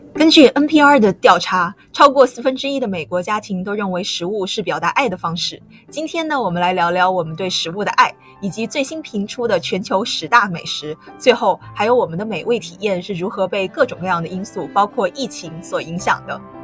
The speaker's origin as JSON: {"language": "Chinese", "region": "Guizhou", "country": "China", "said": "作为一个贵州人，我可以说是非常喜欢吃辣了"}